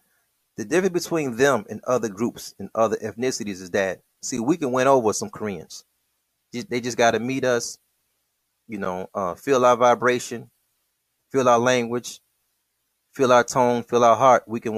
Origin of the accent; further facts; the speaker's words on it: Midwest, United States; we're from the Midwest.